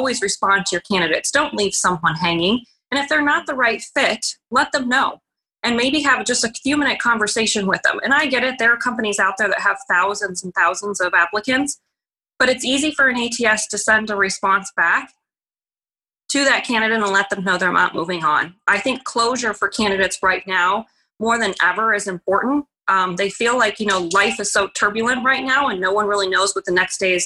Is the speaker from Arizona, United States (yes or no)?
yes; Arizona, United States; moved away as an adult; also born or lived in Illinois; I was born and raised in Arizona